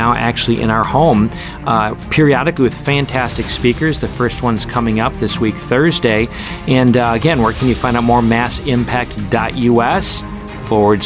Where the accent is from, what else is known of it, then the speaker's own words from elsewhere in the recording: Oshkosh, Wisconsin, United States; I grew up in Oshkosh